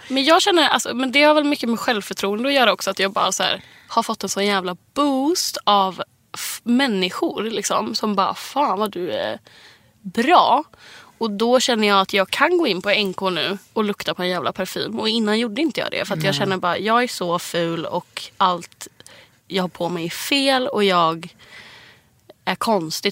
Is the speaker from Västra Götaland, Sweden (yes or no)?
yes; Gothenburg, Västra Götaland, Sweden; moved away; hemma i Göteborg